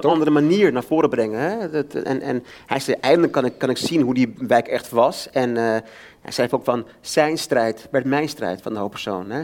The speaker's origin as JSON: {"language": "Dutch", "town": "Amsterdam", "region": "North Holland", "country": "Netherlands", "tie": "born or raised there", "said": "Ik ben zelf opgegroeid in de Bijlmer maar ken het door en door"}